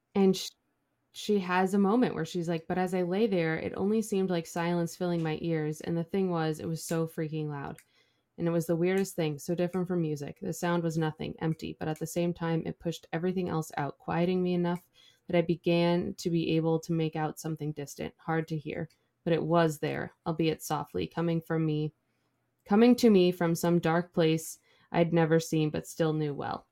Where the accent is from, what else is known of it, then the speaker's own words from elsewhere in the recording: Midwest, United States; from the Midwest